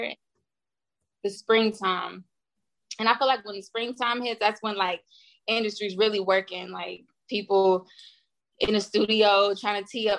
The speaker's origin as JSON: {"language": "English", "region": "the South", "country": "United States", "also_born_or_lived": "Nashville, Tennessee / Houston, Texas", "moved": "as an adult", "lives_now": "Los Angeles, United States", "said": "I'm from Nashville and Houston. So like I rep both."}